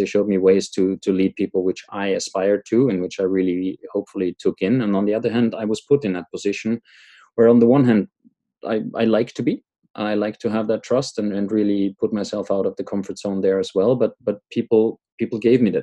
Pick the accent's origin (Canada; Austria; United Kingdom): Austria; moved away as an adult; I left my home country, Austria, many years back